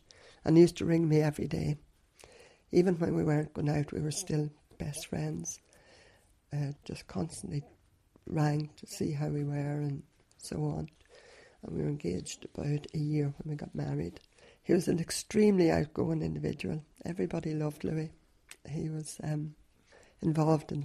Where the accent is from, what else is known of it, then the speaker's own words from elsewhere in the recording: Derrylin, Northern Ireland, United Kingdom; I actually was born and bred in Derry Lynn and lived there all my life.